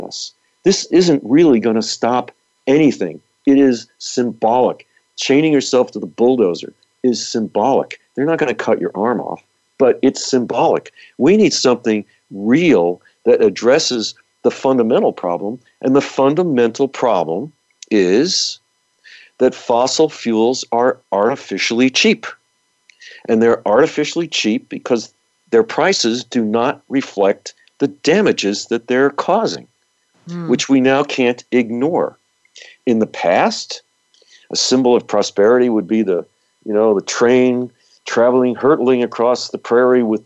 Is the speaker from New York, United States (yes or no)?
yes; New York, United States; now in California, United States; the area that I grew up in New York